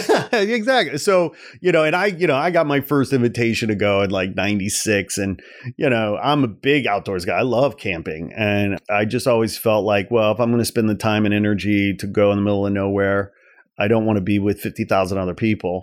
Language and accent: English; outside Chicago, Illinois, United States; growing up outside Chicago